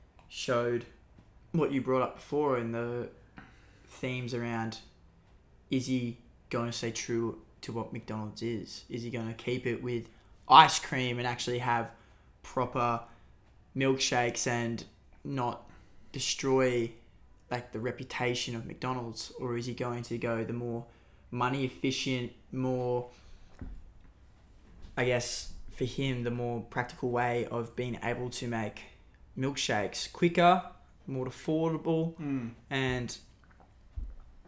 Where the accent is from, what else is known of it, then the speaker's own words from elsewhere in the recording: Newcastle, New South Wales, Australia; my hometown, Newcastle